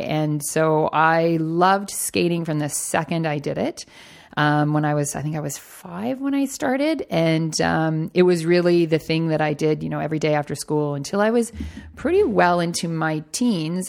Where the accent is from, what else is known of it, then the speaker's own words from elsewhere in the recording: Toronto, Ontario, Canada; I am born and raised in Toronto